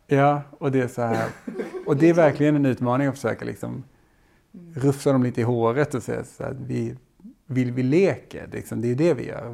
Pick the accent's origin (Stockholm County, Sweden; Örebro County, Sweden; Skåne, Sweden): Skåne, Sweden; jag är från Skåne.